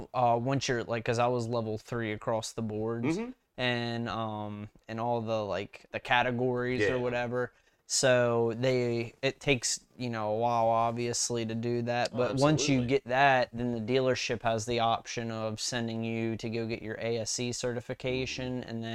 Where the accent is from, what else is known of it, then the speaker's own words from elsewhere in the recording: West Virginia, United States; But yeah, so when I moved out from West Virginia to Salisbury, Maryland, mm-hmm. I graduated high school